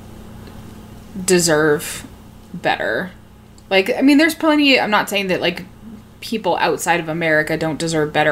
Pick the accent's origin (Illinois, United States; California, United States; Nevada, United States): Nevada, United States; Reno; I grew up in Reno, Nevada, too